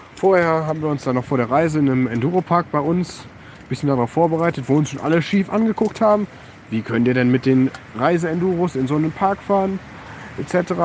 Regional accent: Germany; bei uns in der Eifel

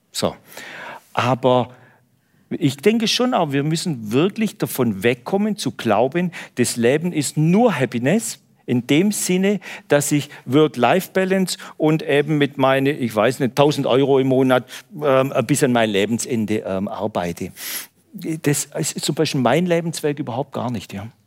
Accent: Baden-Württemberg, Germany; Ich weiß, in Hamburg kennen sie das nicht, aber bei uns in Süddeutschland, da spart

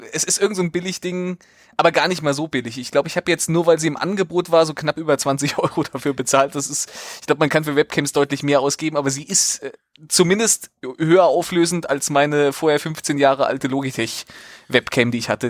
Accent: Central Hesse, Germany; ich komme ja aus Mittelhessen und nicht aus dem, aus dem Frankfurter Raum

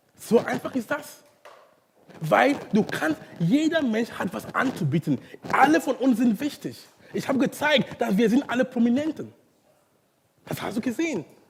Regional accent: Cameroon; German is a second language; now in Hamburg, Germany; in Kamerun, wo ich herkomme

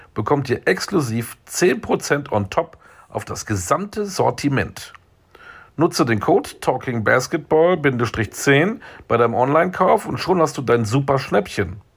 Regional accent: Münster, North Rhine-Westphalia, Germany; ich komme aus Münster in Westfalen

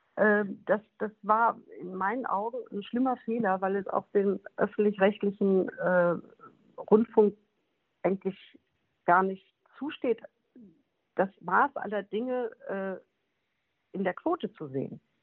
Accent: Bottrop, North Rhine-Westphalia, Germany; moved away; in Bottrop im äh, Moviepark, also in meiner alten Heimat

